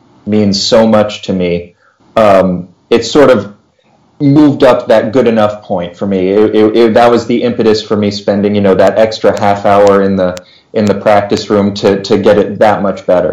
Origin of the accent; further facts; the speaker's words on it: Round Rock, Texas, United States; moved away as an adult; also born or lived in Philadelphia, Pennsylvania / Houston, Texas; So I grew up just outside of Austin, Texas. Went to Round Rock High School